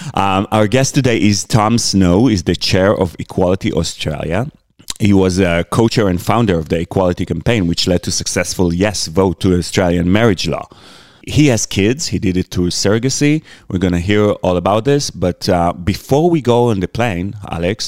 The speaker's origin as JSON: {"language": "English", "country": "Israel", "also_born_or_lived": "United States", "moved": "yes", "said": "I come from Israel."}